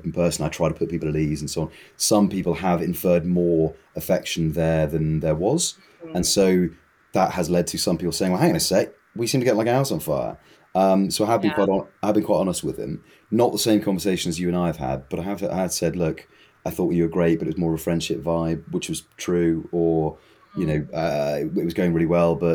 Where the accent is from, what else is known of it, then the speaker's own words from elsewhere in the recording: United Kingdom; I'm British.